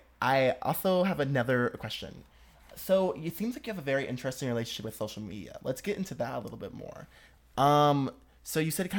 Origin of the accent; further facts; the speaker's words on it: Southfield, Michigan, United States; I'm from Southfield. I'm close to Detroit, you know. She a Detroit girl.